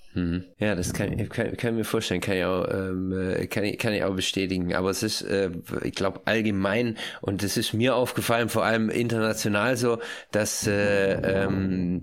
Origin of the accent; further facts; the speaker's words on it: Germany; moved away; also born or lived in Switzerland; wenn von vornherein klar ist, dass man aus Deutschland kommt